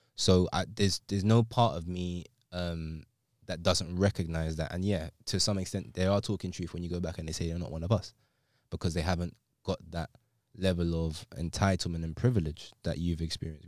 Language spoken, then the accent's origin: English; London, United Kingdom; I'm from England, London